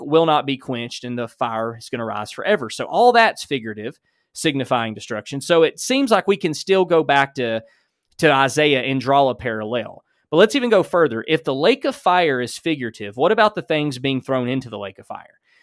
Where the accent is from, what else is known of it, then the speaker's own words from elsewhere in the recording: Alabama, United States; accent: Alabama; that's my Alabama accent